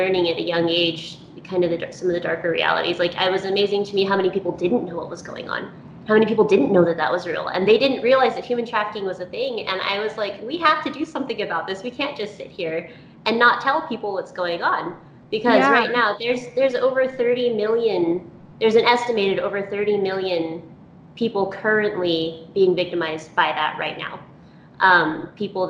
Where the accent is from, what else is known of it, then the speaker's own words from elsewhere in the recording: Texas, United States; moved away as an adult; now in Utah, United States; we grew up in Texas, we moved to Utah a few years ago